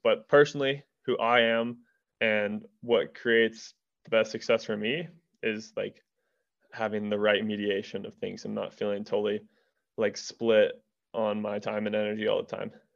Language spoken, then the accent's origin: English; Durango, Colorado, United States; am born and raised in Durango, Colorado